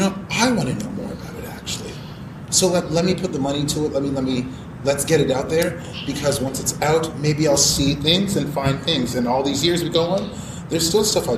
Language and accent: English; Mississauga, Ontario, Canada; I grew up in white suburb. I'm from Mississauga suburbs.